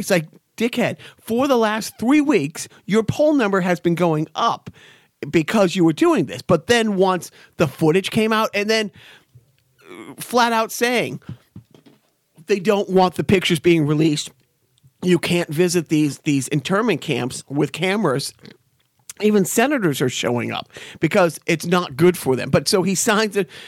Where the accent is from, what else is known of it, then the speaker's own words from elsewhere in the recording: Boston, Massachusetts, United States; I grew up in Boston in the, in the, you know, the, the early mid eighties